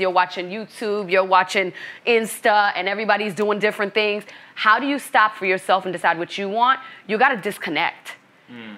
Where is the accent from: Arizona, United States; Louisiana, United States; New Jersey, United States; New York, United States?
New York, United States; New York City; moved away as an adult; also born or lived in Boston, Massachusetts; now in Los Angeles, United States; Brooklyn, New York is where I was born and raised, and I'm Haitian American, first generation immigrant